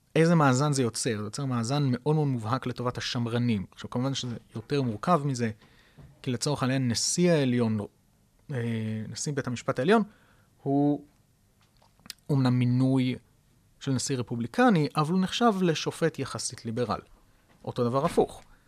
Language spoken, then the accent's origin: Hebrew; Israel; לנו כישראלים